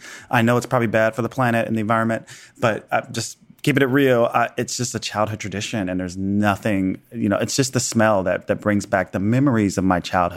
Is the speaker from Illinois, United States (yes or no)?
yes; Chicago, Illinois, United States; I grew up in Chicago in the Midwest